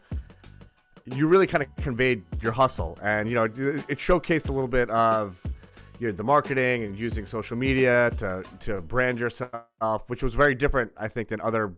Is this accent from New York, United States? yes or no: yes; Long Island, New York, United States; born or raised there; also born or lived in Brooklyn, New York City